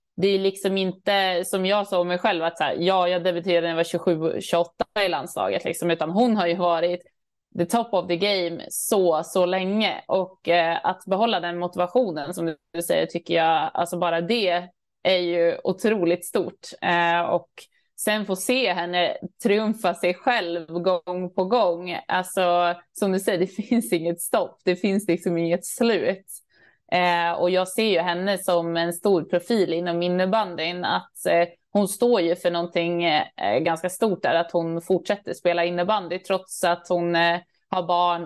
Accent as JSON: {"language": "Swedish", "town": "Örnsköldsvik", "region": "Västernorrland County", "country": "Sweden", "said": "jag är från Övik"}